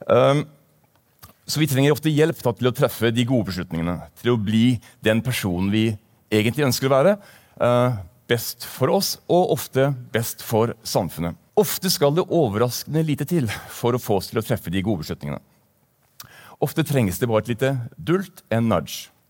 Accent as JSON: {"language": "Norwegian", "town": "Bergen", "region": "Vestland", "country": "Norway", "also_born_or_lived": "Tromsø", "said": "Jeg kommer fra Bergen, eh, selv om dialekten ikke tilsier det. Jeg har en fortid også fra Tromsø, så det er sagt."}